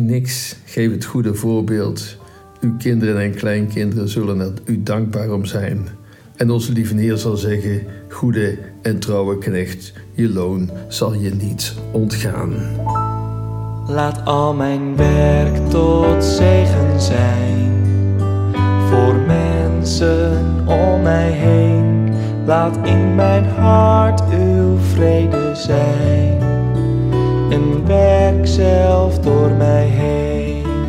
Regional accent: North Brabant, Netherlands; Wij zijn als Brabanders ik zit hier in Brabant

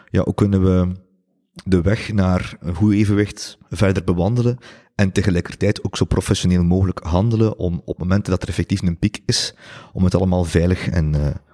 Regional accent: Ghent, Flanders, Belgium; ik denk dat we dat soms onderschatten als, als Gentenaars

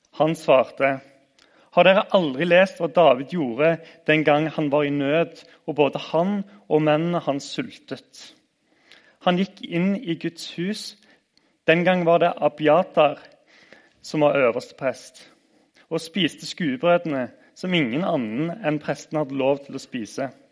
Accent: Randaberg, Rogaland, Norway; Jeg husker fra oppveksten på Randaberg

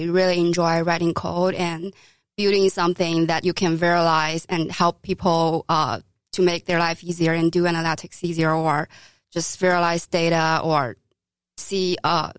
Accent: China; moved away as an adult; now in New York City, United States; I grew up in China

